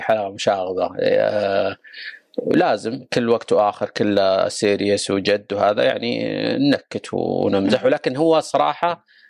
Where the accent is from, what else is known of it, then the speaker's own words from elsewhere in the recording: Saudi Arabia; كلنا كسعوديين